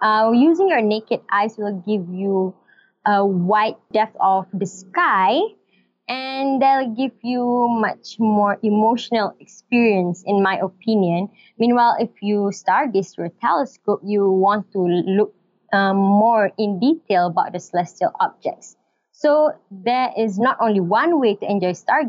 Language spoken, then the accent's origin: English; Malaysia; I'm from Malaysia, and I'm a teacher, an English